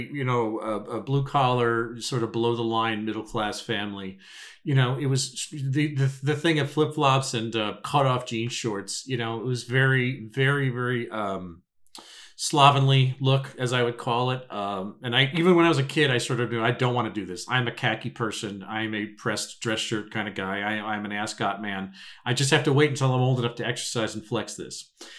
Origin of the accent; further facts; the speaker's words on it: Suffolk County, New York, United States; when I was growing up in Suffolk.